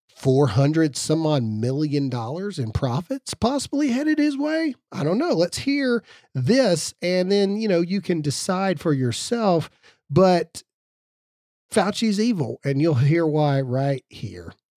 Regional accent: Mississippi, United States; I'm a redneck from Mississippi

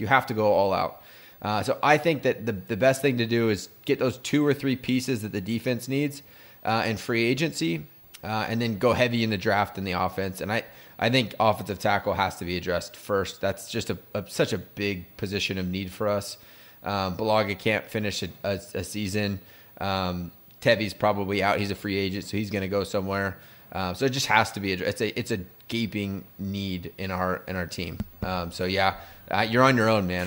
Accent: San Diego, California, United States; we're three fans from San Diego.

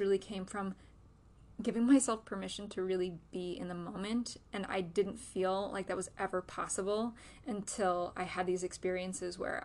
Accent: Western New York, United States; I grew up in Western New York, and I grew up in this culture

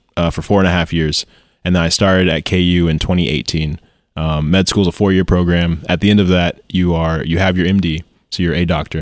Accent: Joplin, Missouri, United States; born or raised there; also born or lived in St. Louis, Missouri / Baxter Springs, Kansas

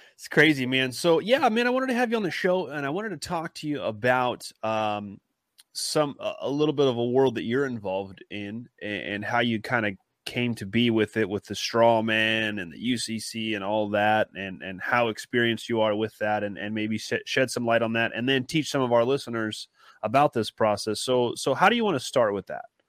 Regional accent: California, United States; now in Kansas, United States; I'm from Cali

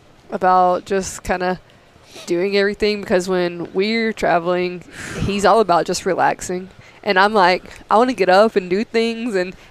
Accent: Tennessee, United States; moved away; I grew up in Tennessee

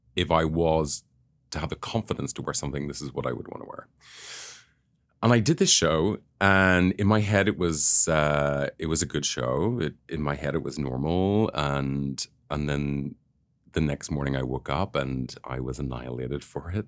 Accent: Northern Ireland, United Kingdom; I grew up in Northern Ireland

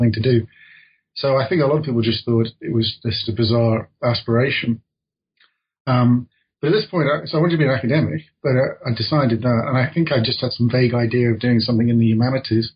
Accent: Midlands, United Kingdom; I come from the Midlands in England

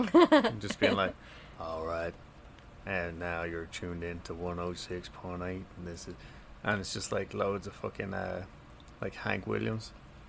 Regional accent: Ireland; moved away; I'm actually not from America, even though I do have a strange accent. But so I'm from Ireland.

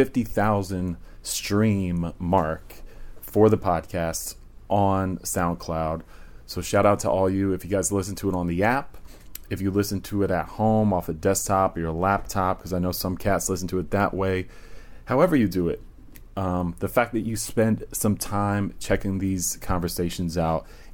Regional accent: Virginia, United States; moved away; I'm originally from Virginia.

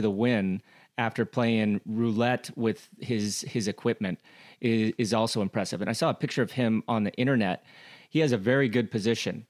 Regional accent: United States; I'm American

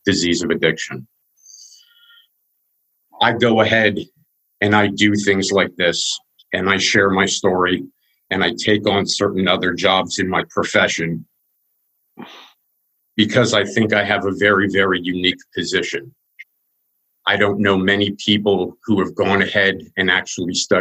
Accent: Wyomissing, Pennsylvania, United States; I was born in Wyomissing, in Pennsylvania

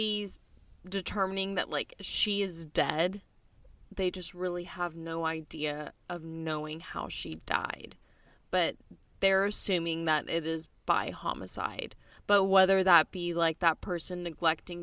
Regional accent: United States; I'm an American

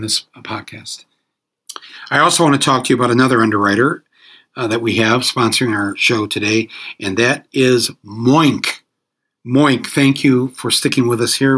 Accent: Flint, Michigan, United States; I grew up in Flint, Michigan

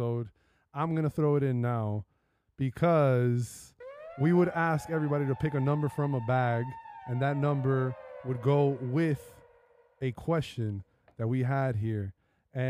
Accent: Hialeah, Florida, United States; I was born in Hialeah Hospital

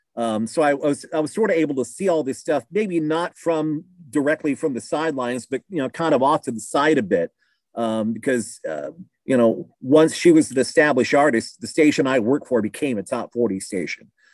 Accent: Keokuk, Iowa, United States; moved away as an adult; now in Southern Illinois, United States; Keokuk, Iowa, little town, southeast Iowa

